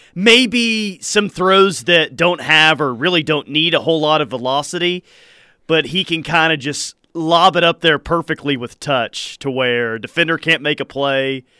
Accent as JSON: {"language": "English", "region": "Hawaii", "country": "United States", "tie": "born or raised there", "moved": "as an adult", "said": "growing up in Hawaii"}